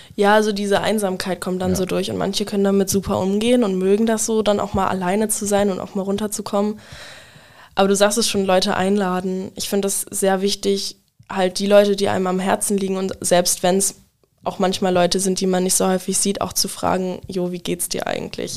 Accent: Wildeshausen, Lower Saxony, Germany; moved away as an adult; now in Bremen, Germany; ich komme äh, aus Wildeshausen ursprünglich, wohne aber mittlerweile in Bremen

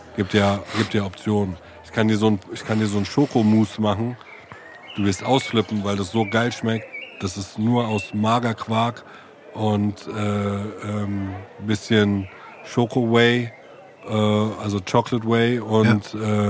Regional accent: Germany; als Deutscher wie ich

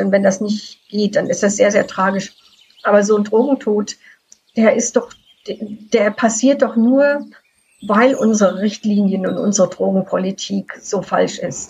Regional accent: Frankfurt, Hesse, Germany; now in Canada; Ich bin im Frankfurter Raum aufgewachsen

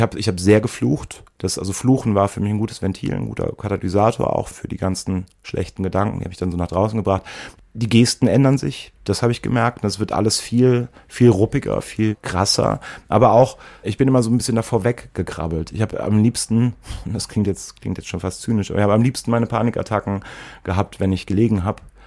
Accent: Eifel, near Prüm, Rhineland-Palatinate, Germany; moved away; ich bin in der Eifel aufgewachsen, auch in einem Arm der Eifel, der wirklich dünn besiedelt ist

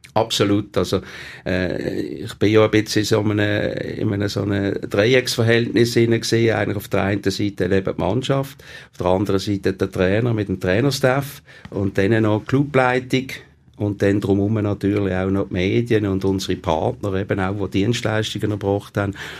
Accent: Basel, Basel-Stadt, Switzerland; nicht weit war von meinem Geburtsort, dem Kleinbasel.

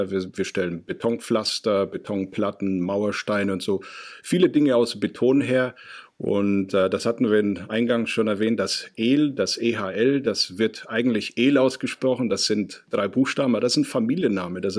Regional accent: Ingolstadt, Bavaria, Germany; Und ich komme aus Ingolstadt, das ist in Oberbayern. Und da trinken wir aus einer Mass.

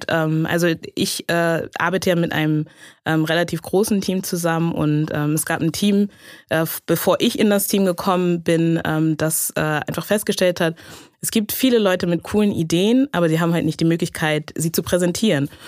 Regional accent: Hamburg, Germany; Also ich habe selber einen afrikanischen Hintergrund, meine Eltern sind Ghanaer und ähm, genau, ich bin aber in, in Hamburg in Deutschland aufgewachsen, ähm, habe also den großen Teil meines Lebens auch hier verbracht

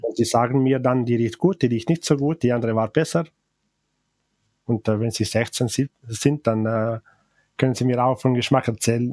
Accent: Val Gardena, Trentino-Alto Adige, Italy; first language Ladin; German is a second language; also born or lived in St. Johann, South Tyrol; Von Gardertal

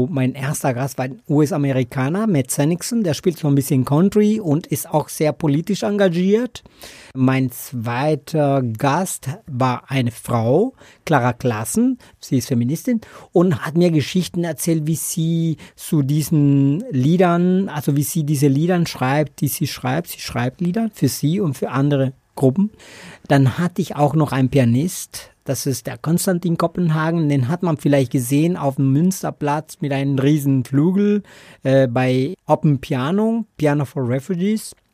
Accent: Colombia; German is a second language; Ja, ich komme aus Kolumbien ursprünglich. Das hört man wahrscheinlich in meinen schönen Akzent, oder?

